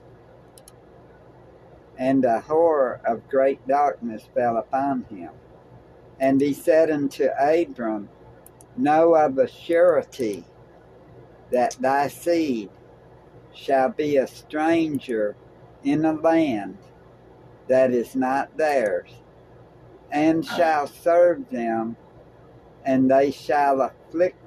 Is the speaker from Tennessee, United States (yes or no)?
yes; Tennessee, United States; We're from Tennessee